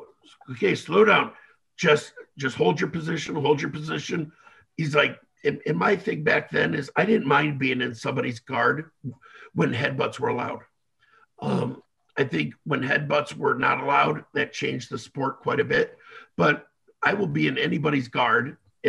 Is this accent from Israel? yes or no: yes; Israel; accent: Israeli; I don't know if that's my Israeli accent